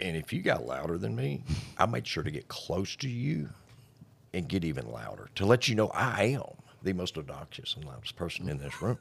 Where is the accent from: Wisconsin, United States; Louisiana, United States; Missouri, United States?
Louisiana, United States; Blanchard; I'm from Blanchard